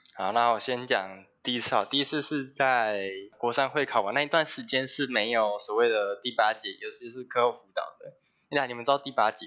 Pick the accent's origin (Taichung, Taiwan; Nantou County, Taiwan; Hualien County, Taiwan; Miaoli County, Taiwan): Taichung, Taiwan; 我是台中的准高二生